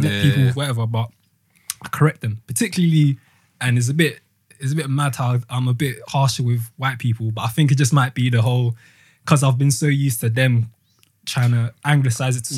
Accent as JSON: {"language": "English", "country": "Ghana", "said": "So obviously I'm from Ghana"}